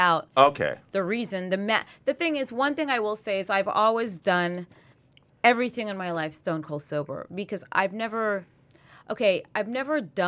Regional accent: New York City, New York, United States; moved away; also born or lived in St. Croix / London / Scandinavia; I'm from St. Croix originally, but then I was raised in New York City.

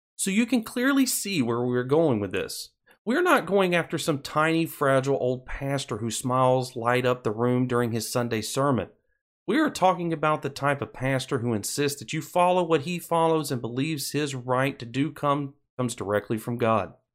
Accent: Alabama, United States; my home state of Alabama.

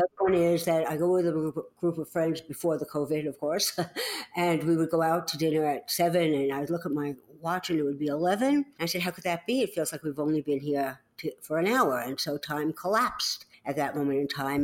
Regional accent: New York City, New York, United States; accent: New York; moved away; I grew up in the Bronx in New York City.

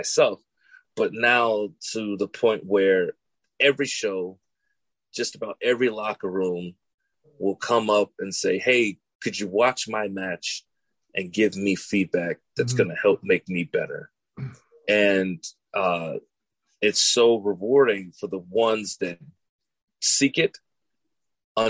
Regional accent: Chicago, Illinois, United States; I'm from Chi-Town

